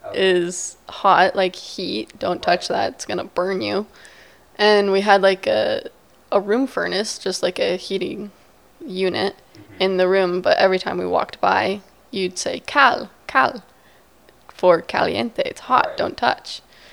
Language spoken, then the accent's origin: English; Virginia Beach, Virginia, United States; Well, I'm from the Virginia Beach, so I'm from the beach.